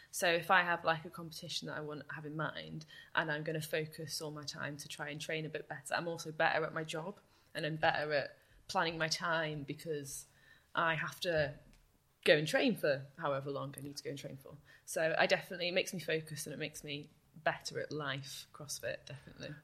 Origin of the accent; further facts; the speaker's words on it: Chester, North West England, United Kingdom; moved away as an adult; now in Bath, United Kingdom; I love Chester and it's my hometown. It's where I've lived all my life except for when I went to university